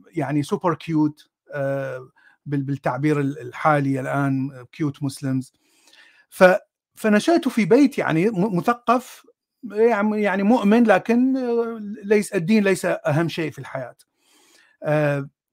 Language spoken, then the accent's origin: Arabic; Baghdad, Baghdad Governorate, Iraq; أنا من العراق، ولدت في بغداد، من، آه، عائلة سنية أصلها من الموصل